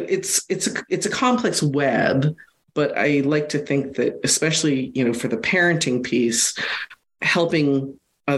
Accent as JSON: {"language": "English", "country": "United States", "tie": "born or raised there", "said": "being American born Chinese, ABC"}